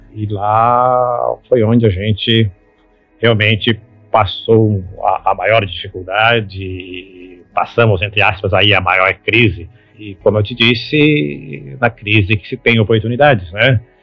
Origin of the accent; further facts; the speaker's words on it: Belo, interior of Minas Gerais, Brazil; moved away; eu nasci em Belo lá no interior de Minas Gerais